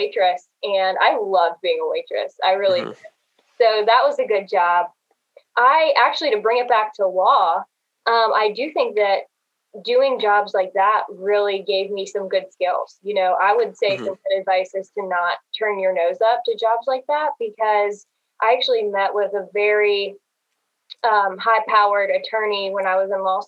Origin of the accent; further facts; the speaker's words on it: Greensburg, Pennsylvania, United States; now in Greenville, United States; I'm from Greensburg, Pennsylvania, and I found my way all the way down here in Greenville, South Carolina